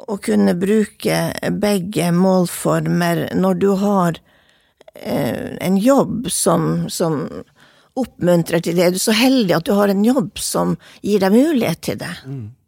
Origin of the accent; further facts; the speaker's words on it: Vadsø, Finnmark, Norway; accent: Vadsø dialect; also born or lived in Kirkenes / Tana; Eh, jeg snakker dialekten min. Jeg er oppvokst i eh, Finnmark, eh, Kirkenes, Tana, Vadsø. Jeg har lagt meg på en Vadsø-dialekt og tviholdt på den.